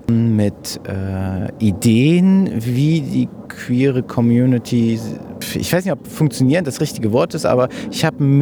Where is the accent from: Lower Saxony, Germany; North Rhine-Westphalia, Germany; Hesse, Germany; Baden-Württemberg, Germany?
Hesse, Germany; Marburg; Ich bin …, Podologe und ich komme aus Marburg.